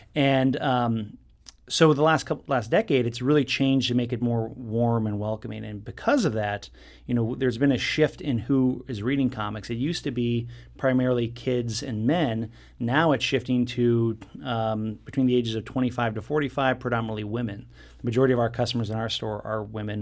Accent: Southern California, United States; I grew up in Southern California in beach community

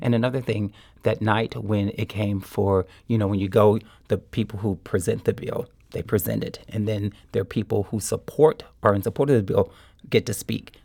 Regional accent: Kansas City, Missouri, United States; moved away as an adult; also born or lived in Springfield, Missouri; now in St. Louis, United States; when I was a little kid growing up in Kansas City

